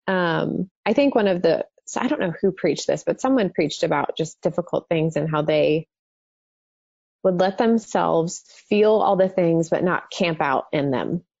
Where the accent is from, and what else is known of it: Dallas, Texas, United States; born or raised there